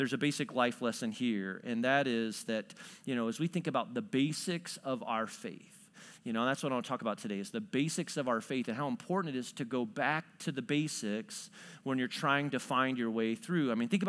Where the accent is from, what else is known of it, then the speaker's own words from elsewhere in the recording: New Berlin, Illinois, United States; I was telling you a little bit about the fact that I grew up near New Berlin, Illinois.